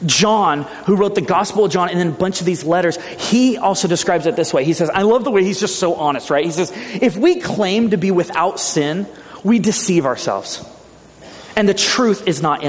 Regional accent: Ventura, California, United States; moved away; my hometown in Ventura

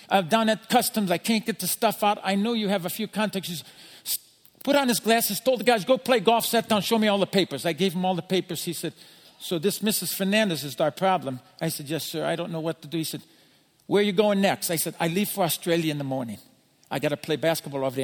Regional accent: United States; moved away as an adult; now in Philippines; I'm an American

